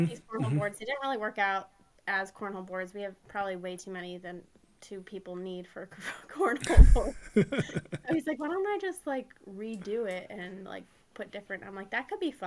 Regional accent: Erie, Pennsylvania, United States; also born or lived in Arizona; I grew up here

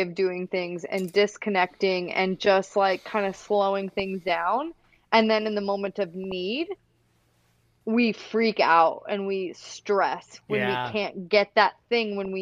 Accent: Iowa, United States; I grew up in Iowa. I come from a farming family

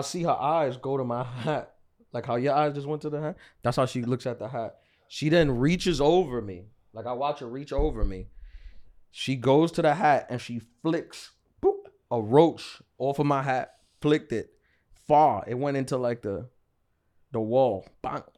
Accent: New York City, New York, United States; I'm from New York City

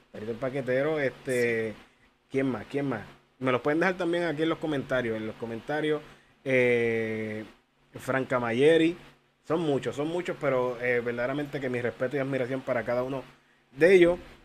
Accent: Humacao, Puerto Rico; mi pueblo Humacao

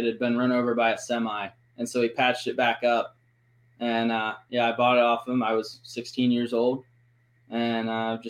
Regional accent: Cincinnati, Ohio, United States; I'm from Cincinnati, Ohio.

